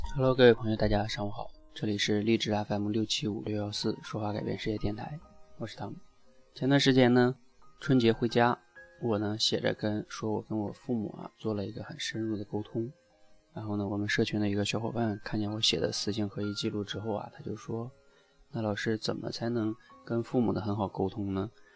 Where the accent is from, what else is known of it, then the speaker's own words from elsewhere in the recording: China; 我们中国人